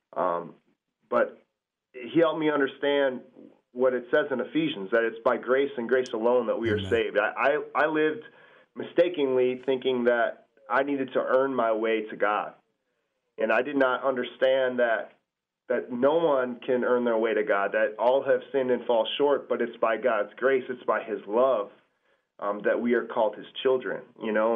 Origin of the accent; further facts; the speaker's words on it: Cedarburg, Wisconsin, United States; also born or lived in Milwaukee, Wisconsin; I'm born in Milwaukee, um, and we moved up to Cedarburg when I when I was a, a, little kid, um, about seven years old